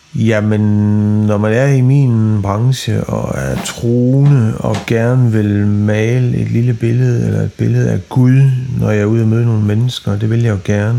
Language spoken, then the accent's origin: Danish; West Jutland, Central Denmark Region, Denmark; nu er jeg vokset op i Vestjylland